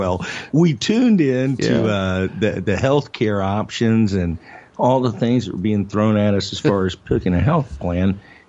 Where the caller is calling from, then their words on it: Louisville, Kentucky, United States; Well, I'm beaming in from Louisville, Kentucky, man.